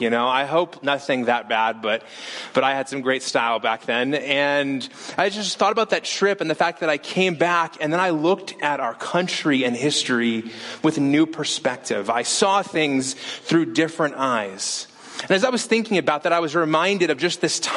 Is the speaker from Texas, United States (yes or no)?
no; Las Vegas, Nevada, United States; moved away; We're from Las Vegas